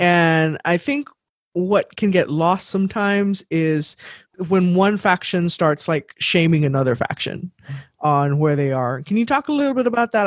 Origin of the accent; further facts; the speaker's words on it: Texas, United States; we're from Texas